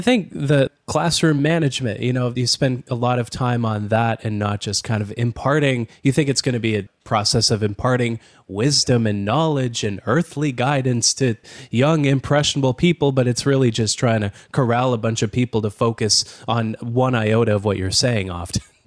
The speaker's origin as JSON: {"language": "English", "country": "Canada", "said": "as a Canadian"}